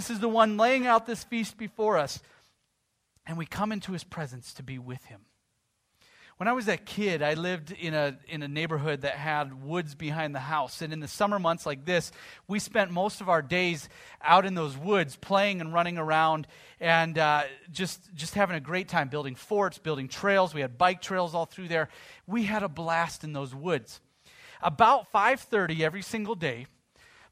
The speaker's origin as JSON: {"language": "English", "country": "United States", "said": "as an American"}